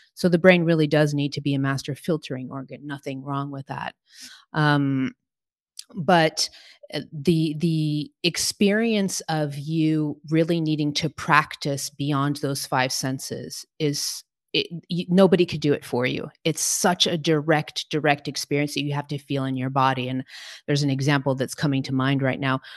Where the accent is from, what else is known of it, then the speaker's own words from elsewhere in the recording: Portugal; moved away; also born or lived in New York City, United States; I was raised in Portugal. My parents are Portuguese, and so I have dual citizenship.